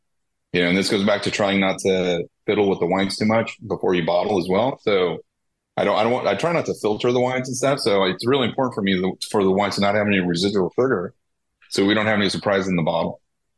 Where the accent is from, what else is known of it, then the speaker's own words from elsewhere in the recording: California, United States; They actually are owners and operators from California, which is great for me as a Californian.